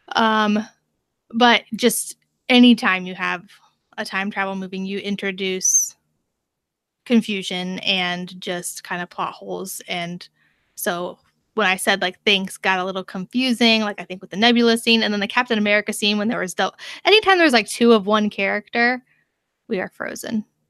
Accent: United States; as an American

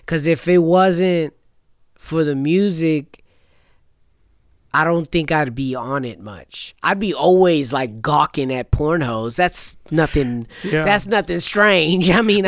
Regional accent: California, United States; when we say we're from California, they automatically think we're either from LA or San Francisco, and they think we're just hella close, but no, it's very far away.

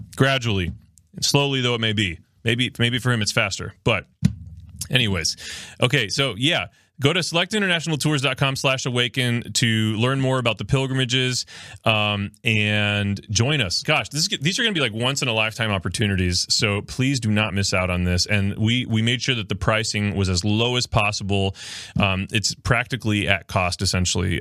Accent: Miami, Florida, United States; now in Ohio, United States; I actually am from South Florida. Uh, I'm from Miami, Florida. Soy cubano.

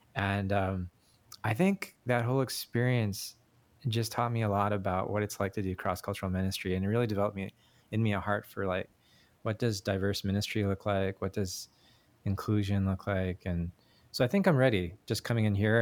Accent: Canada; moved away; I was born in Canada, so I'm Korean Canadian.

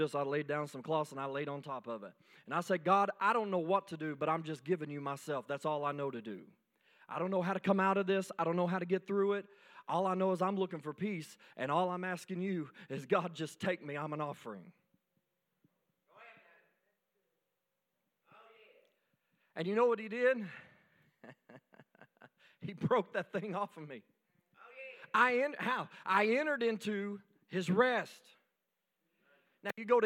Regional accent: United States; I am a veteran. I am an American citizen

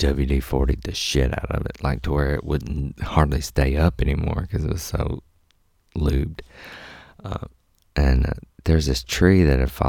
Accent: Mississippi, United States; I'm from Mississippi.

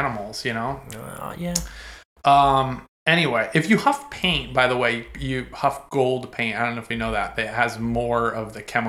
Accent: Connecticut, United States; I grew up in Connecticut, dude.

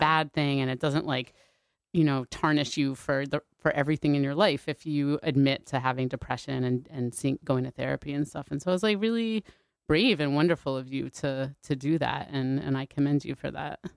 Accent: Connecticut, United States; I grew up here also

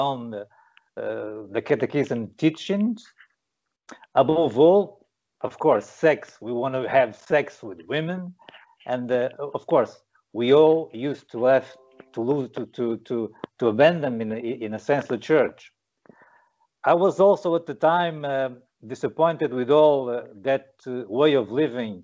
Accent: Portugal; I was born in Portugal, by the time predominantly a Catholic country

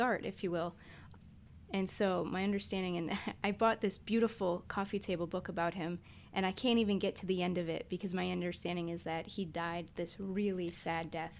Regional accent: Connecticut, United States; moved away as an adult; now in New Orleans, United States; I grew up in Connecticut

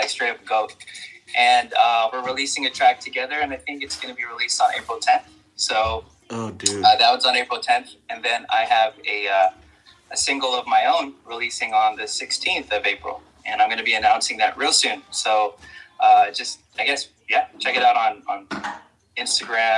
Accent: San Francisco, California, United States; growing up in San Francisco

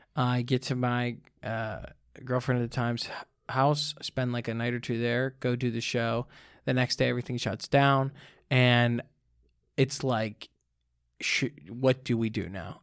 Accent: Pittsburgh, Pennsylvania, United States; moved away as an adult; now in New York, United States; I got to record that in my hometown. Went back to Pittsburgh

